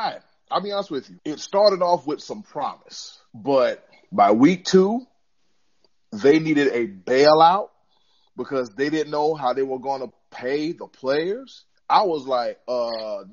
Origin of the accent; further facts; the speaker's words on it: South Carolina, United States; I'm from South Carolina